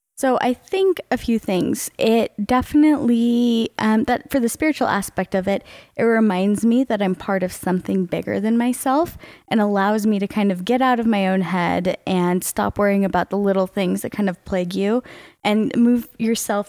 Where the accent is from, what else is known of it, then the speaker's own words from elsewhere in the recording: Charlotte, North Carolina, United States; growing up in Charlotte, North Carolina